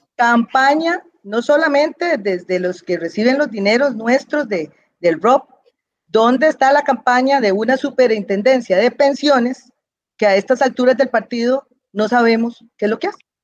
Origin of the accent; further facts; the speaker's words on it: Costa Rica; Los dueños somos los costarricenses